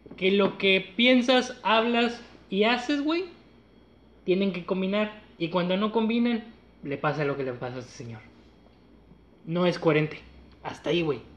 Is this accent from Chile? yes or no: no; Mexico; somos mexicanos